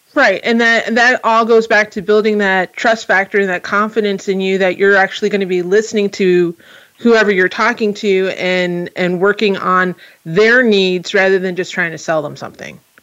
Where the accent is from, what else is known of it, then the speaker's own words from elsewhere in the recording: New Jersey, United States; now in California, United States; I'm from New Jersey